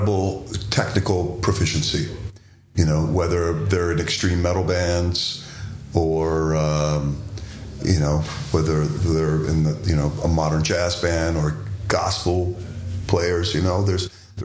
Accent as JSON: {"language": "English", "area": "Washington D.C. area", "region": "Maryland", "country": "United States", "tie": "born or raised there", "said": "I grew up in the Washington D.C. area, so go-go music had an enormous influence on just how I hear stuff."}